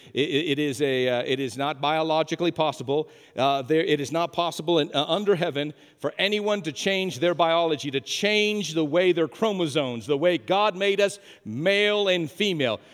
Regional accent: New Mexico, United States; moved away; I'm from New Mexico

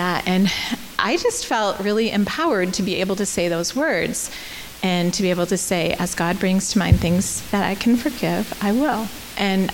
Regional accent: United States; moved away as an adult; also born or lived in Canada; I'm American

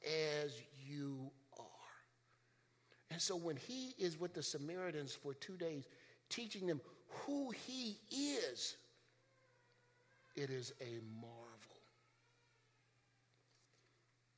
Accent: Chicago, Illinois, United States; When I was a kid growing up in Chicago

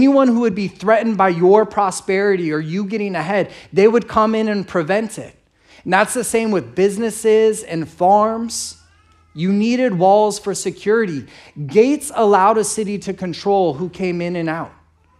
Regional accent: San Diego, California, United States; And I grew up here in San Diego, and I'm real grateful.

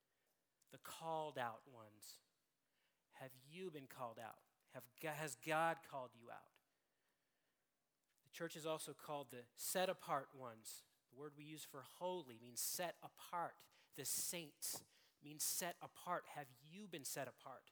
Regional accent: Seattle, Washington, United States; I'm from Seattle, and it was very difficult to be a sports fan in Seattle all growing up.

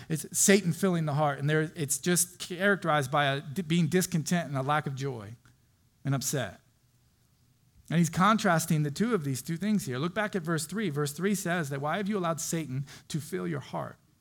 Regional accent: Florida, United States; moved away; I grew up in Florida on the beach

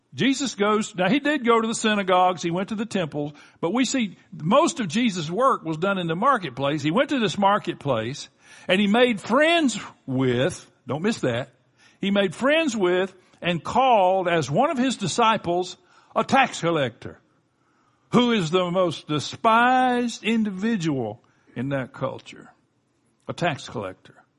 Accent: Florida Gulf Coast, United States; my wife and I grew up on the Florida Gulf Coast.

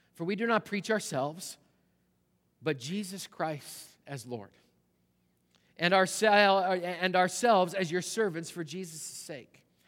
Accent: Canada; moved away; the church I grew up in back in Canada

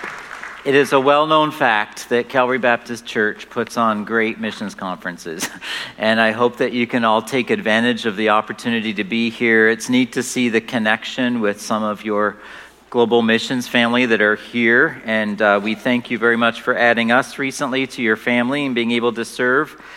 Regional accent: Canada; moved away as an adult; We are originally from Canada, and now we're back here

